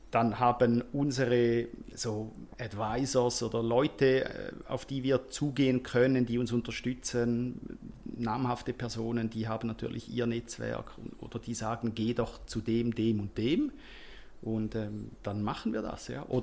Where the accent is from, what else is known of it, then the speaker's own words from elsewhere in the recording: Switzerland; Also es ist sehr viel äh, am, am Laufen bei uns in der Schweiz, eben überdurchschnittlich.